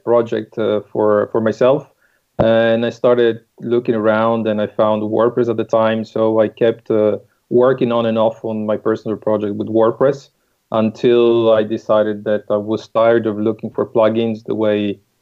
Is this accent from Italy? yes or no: yes; Italy; English is a second language; moved away as an adult; also born or lived in United Kingdom / Netherlands; now in France; I'm Italian. But I've been a little bit around. I've been in the UK, then in the Netherlands, and now we are in France.